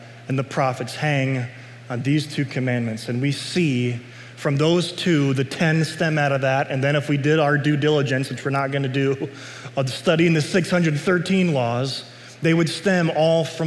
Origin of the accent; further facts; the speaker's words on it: United States; I'm a citizen of the United States. I'm glad I'm an American